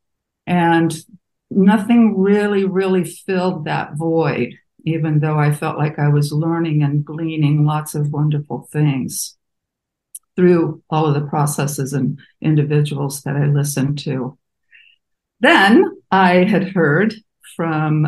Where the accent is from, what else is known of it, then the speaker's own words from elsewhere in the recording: Midwest, United States; moved away as an adult; also born or lived in Muncie, Indiana / California; I was raised Catholic in the Midwest